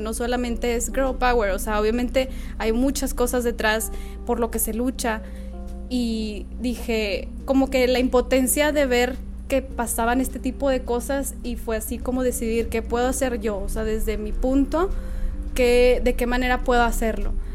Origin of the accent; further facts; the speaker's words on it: Nuevo Laredo, Tamaulipas, Mexico; moved away as an adult; also born or lived in Monterrey; yo soy de Nuevo Laredo eh, nada más que por la universidad me fui a vivir a Monterrey